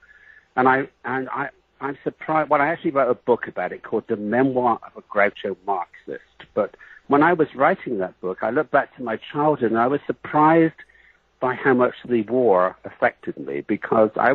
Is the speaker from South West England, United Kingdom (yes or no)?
yes; Bath, South West England, United Kingdom; moved away as an adult; I was born in England in the city of Bath, like bathroom. And it's very in the West Country, very near Stonehenge